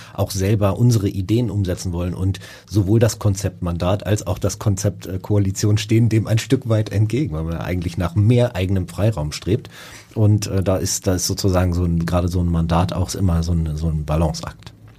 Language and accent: German; Hamburg, Germany; als Hamburger